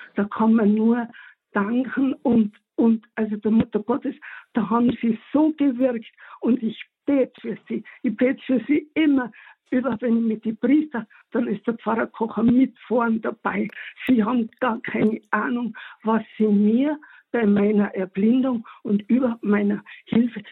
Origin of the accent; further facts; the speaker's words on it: Tyrol, Austria; moved away as an adult; also born or lived in Munich, Bavaria, Germany; bin ich dann mit meiner Familie, natürlich mit meinem besten Stück, meinem Mann aus Bayern wieder zurück in meine Heimat nach Tirol